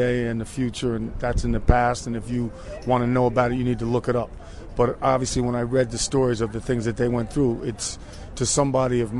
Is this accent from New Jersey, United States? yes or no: yes; New Jersey, United States; growing up in Jersey